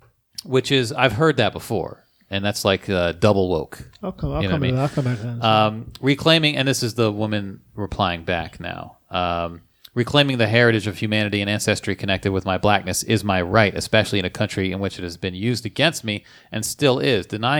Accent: Camden, New Jersey, United States; I'm also from Camden, New Jersey.

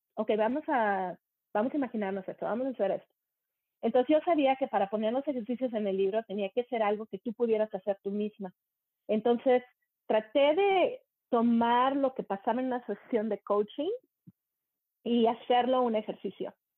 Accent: Monterrey, Nuevo León, Mexico; moved away as an adult; also born or lived in Germany / United States / England; now in Canada; crecí en Monterrey, México. Y dejé Monterrey, México en el 95

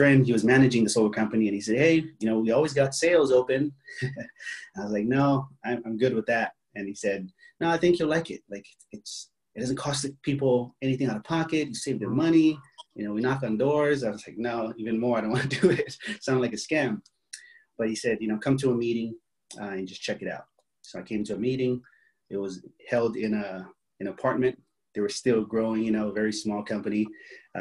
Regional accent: Hawaii, United States; moved away as an adult; now in San Diego, United States; I was born and raised in Hawaii

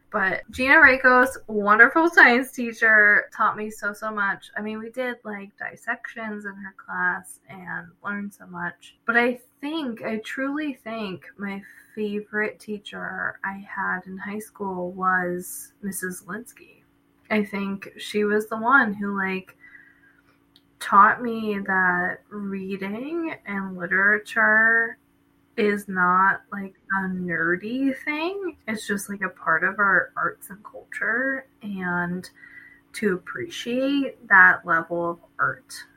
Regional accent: New Jersey, United States; moved away; also born or lived in Nazareth; I'm from Jersey, but I came to Nazareth

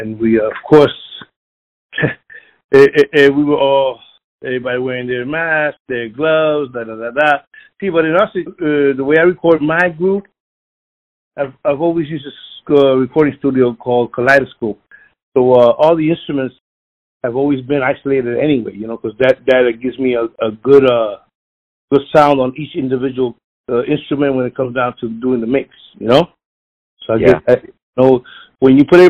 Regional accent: Philadelphia, Pennsylvania, United States; I was born in North Philadelphia

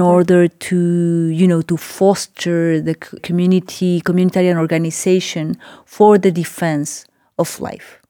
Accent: Mexico City, Mexico; moved away as an adult; also born or lived in Oaxaca; I live for some years now in Oaxaca. I'm originally from Mexico City

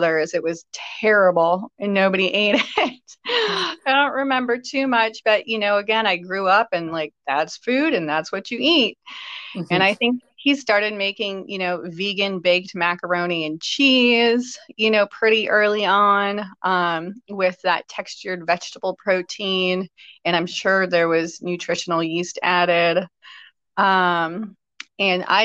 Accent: Chicago, Illinois, United States; growing up in Chicago

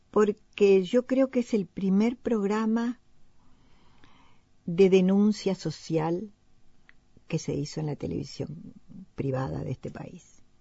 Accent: Spain; moved away; yo vengo de España, tú sabes que hace 30 años que me fui

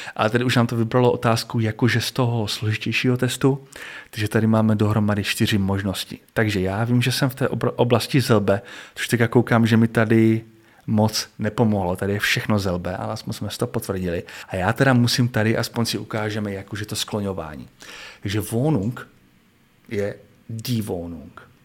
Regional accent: Czechia; já jako Čech

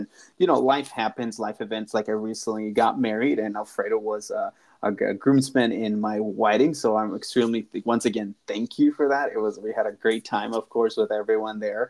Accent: Colorado, United States; I'm also from Colorado

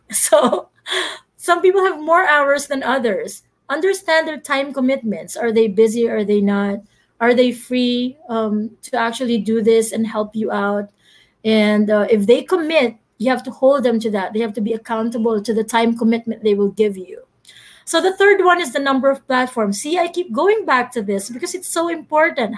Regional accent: Philippines; I'm Filipino.

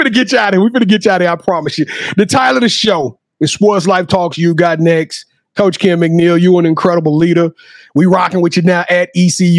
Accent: Louisiana, United States; I'm from Louisiana

